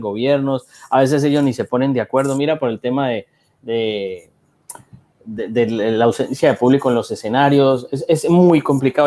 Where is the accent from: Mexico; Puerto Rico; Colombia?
Colombia; Cali, Valle del Cauca; yo que soy de Cali